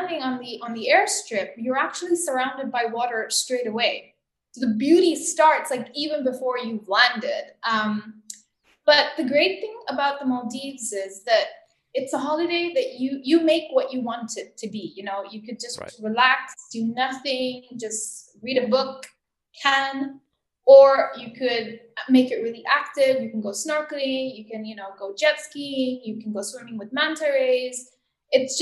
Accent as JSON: {"language": "English", "country": "Tanzania", "tie": "born or raised there", "moved": "as an adult", "said": "So I grew up in Tanzania and I left when I was 18."}